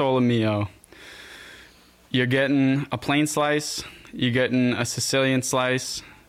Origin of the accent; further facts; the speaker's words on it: Long Island, New York, United States; born and raised on Long Island